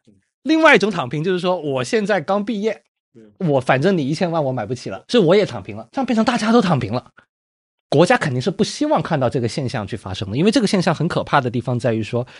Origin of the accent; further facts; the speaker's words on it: Guangzhou, Guangdong, China; 我是一七一八年在我老家广州买的。